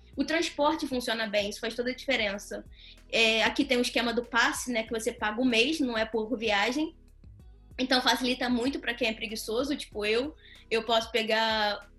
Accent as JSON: {"language": "Portuguese", "region": "Rio de Janeiro", "country": "Brazil", "tie": "born or raised there", "moved": "as an adult", "lives_now": "Portugal", "said": "Eu consegui sair de um colégio público no Rio de Janeiro"}